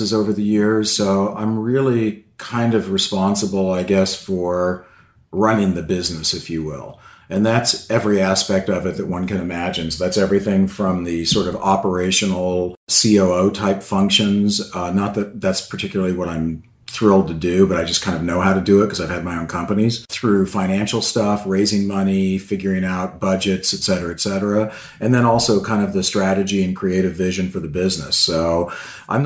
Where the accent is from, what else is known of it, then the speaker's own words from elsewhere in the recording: San Diego, California, United States; I grew up in San Diego, California